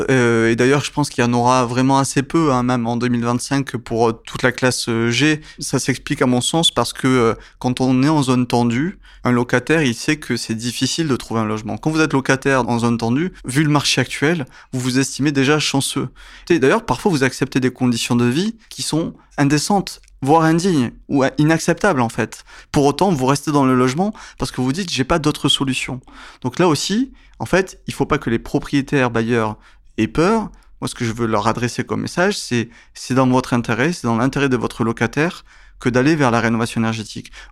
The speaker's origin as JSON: {"language": "French", "country": "France", "said": "D'abord, on est français, je me mets dedans"}